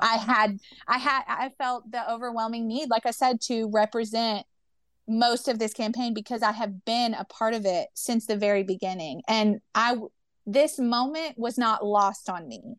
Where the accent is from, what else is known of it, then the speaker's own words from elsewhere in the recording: Memphis, Tennessee, United States; I grew up in Memphis, Tennessee